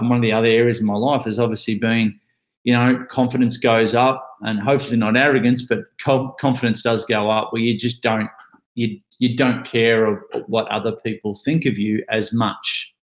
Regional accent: Ocean Grove, Victoria, Australia; I'm from a little town called Ocean Grove. That's where I currently am

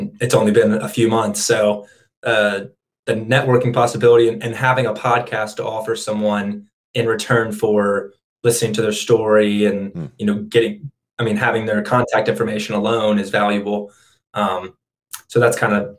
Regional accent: Birmingham, Alabama, United States; I'm from Alabama.

